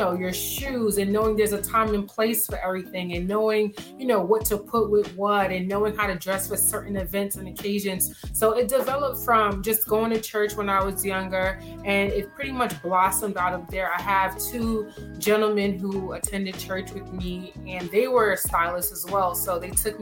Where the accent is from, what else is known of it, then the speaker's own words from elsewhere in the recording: New York City, New York, United States; growing up in Brooklyn